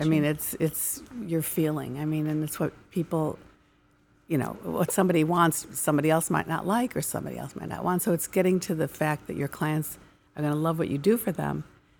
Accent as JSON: {"language": "English", "town": "Chicago", "region": "Illinois", "country": "United States", "tie": "born or raised there", "said": "I can answer easily because I was born and raised in the Merchandise Mart, Chicago."}